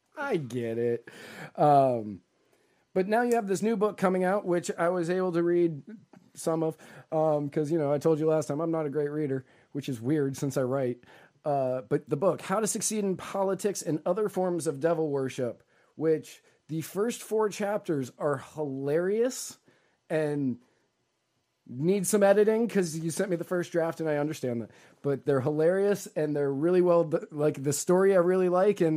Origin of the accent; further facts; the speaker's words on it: Northern Virginia, United States; I grew up in Northern Virginia